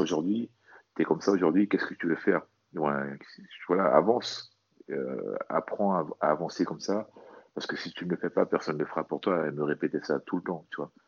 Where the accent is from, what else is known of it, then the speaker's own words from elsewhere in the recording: French Guiana; moved away; also born or lived in Metropolitan France; je suis originaire de la Guyane